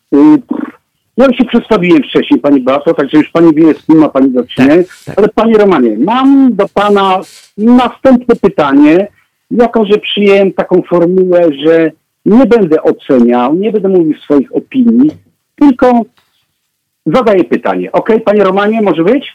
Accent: Opole, Opole Voivodeship, Poland; ja pochodzę z, z Opola

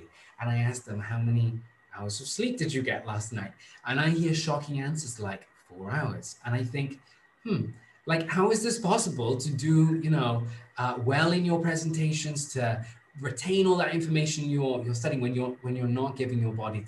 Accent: Wales, United Kingdom; moved away as an adult; now in Rome, Italy; in my home country, so much is conditioned by the weather

